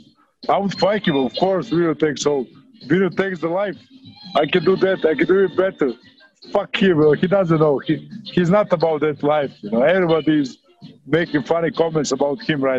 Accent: Rovinj, Istria County, Croatia; my hometown of Rovinj

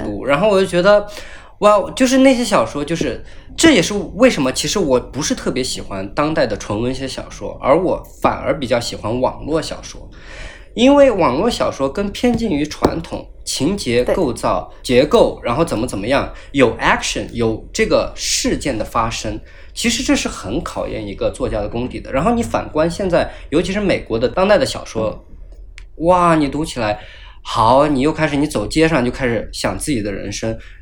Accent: Sichuan, China; moved away as an adult; also born or lived in Illinois, United States; 我作为一个四川人从来没有看到那，那么大的雪

